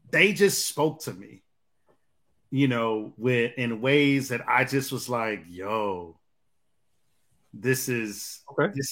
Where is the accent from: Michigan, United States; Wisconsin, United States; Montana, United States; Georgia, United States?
Georgia, United States; Atlanta; born there; since I was born in Atlanta, but I am gonna circle back to Detroit